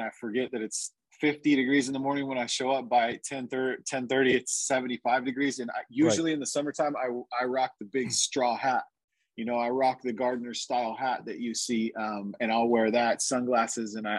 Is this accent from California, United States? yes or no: yes; San Diego, California, United States; also born or lived in Alaska; I was born in Alaska, and I moved to San Diego when I was 5. So I've pretty much lived here my whole life